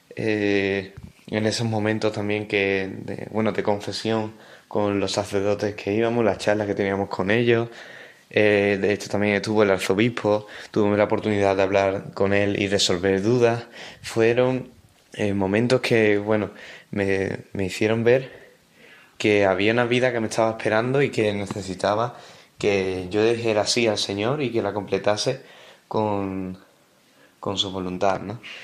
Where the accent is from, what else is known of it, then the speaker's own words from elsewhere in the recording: Dos Hermanas, Andalusia, Spain; Soy de Dos Hermanas, una ciudad en la provincia de Sevilla